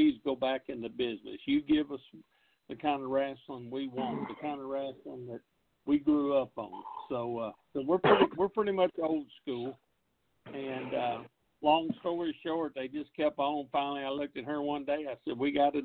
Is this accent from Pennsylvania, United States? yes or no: no; Northwest Tennessee, United States; born and raised in Northwest Tennessee